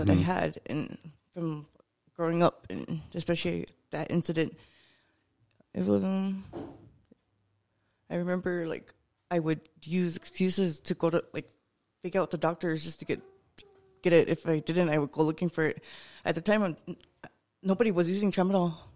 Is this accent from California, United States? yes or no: no; Lodge Grass, Montana, United States; also born or lived in Fort Smith, Montana; I grew up in Lodgegrass